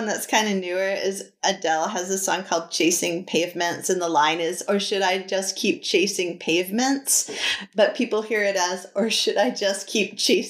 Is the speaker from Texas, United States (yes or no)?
no; New Hampshire, United States; I'm from New Hampshire.